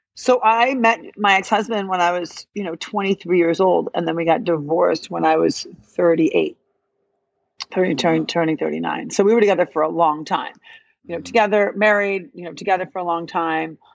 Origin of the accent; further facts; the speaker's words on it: Illinois, United States; now in New York, United States; I'm from Illinois, I'm not from New York.